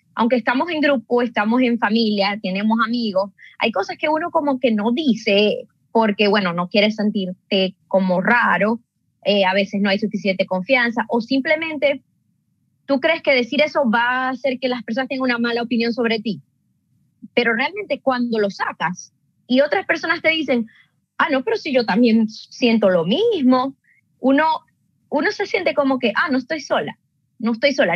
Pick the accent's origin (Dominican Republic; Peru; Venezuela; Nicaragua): Venezuela; moved away as an adult; now in Canada; soy una venezolana viviendo en Canadá desde hace seis años